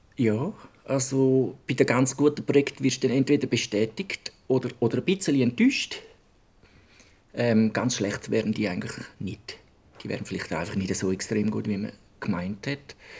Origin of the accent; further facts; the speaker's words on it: Switzerland; bei uns in der Schweiz